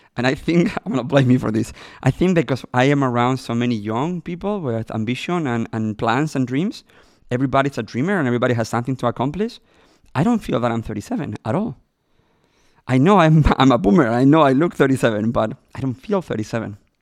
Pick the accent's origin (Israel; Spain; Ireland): Spain; Madrid, Community of Madrid; born or raised there; English is a second language; moved away as an adult; now in Los Angeles, United States